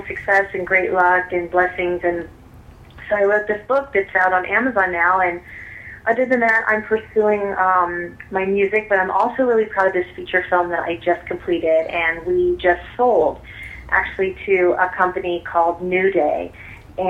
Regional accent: Illinois, United States; now in Los Angeles, United States; I'm originally from the Midwest. I'm from Illinois

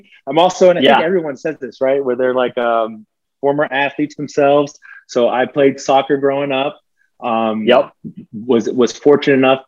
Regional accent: Abilene, Texas, United States; moved away as an adult; also born or lived in Colorado / South Dakota / North Dakota / California; now in Atlanta, United States; Small town, Abilene, Texas. It's 3 hours, which is for Texas, relatively close from Dallas, about 4 hours from Austin. So small town, West Texas, not the biggest town, but I mean, it's home.

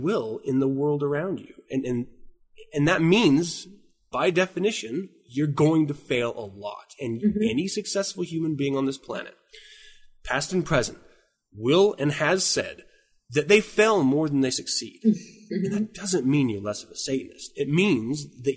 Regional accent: Utah, United States; moved away as an adult; also born or lived in Washington; I've been Utah bound. I was born in Washington, but I've been Utah bound until I left into the military.

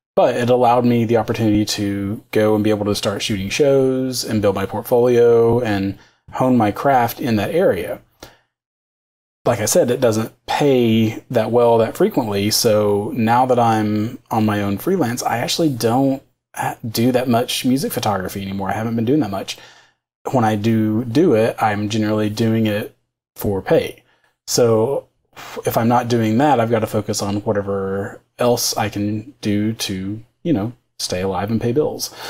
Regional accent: outside of Knoxville, Tennessee, United States; now in Nashville, United States; I grew up outside of Knoxville, so uh, on kind of on the other side of the state

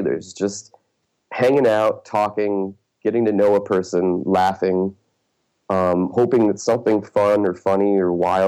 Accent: Detroit, Michigan, United States; now in New York City, United States; I'm originally from the Detroit area in Michigan

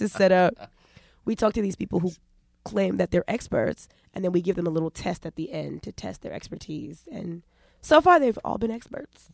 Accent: New York, United States; also born or lived in Los Angeles; I'm from New York

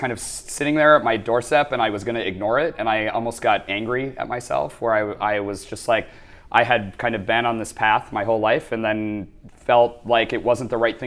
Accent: Minnesota, United States; accent: tiny twinge of Fargo; moved away as an adult; also born or lived in Boston; now in New York, United States; So I grew up in Minnesota, which if you're not familiar with the United States, most people know of that as the frozen north portion of the country. And I grew up in a relatively rural area.

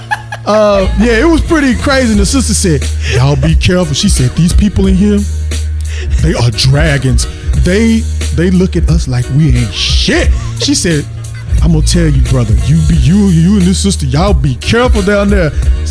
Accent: United States; But where I was born in the States

